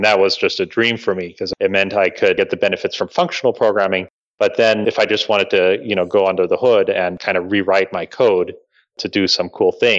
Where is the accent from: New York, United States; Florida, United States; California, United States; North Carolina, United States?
Florida, United States; Bradenton; I grew up in Florida, in kind of a backwater area in Bradenton, Florida.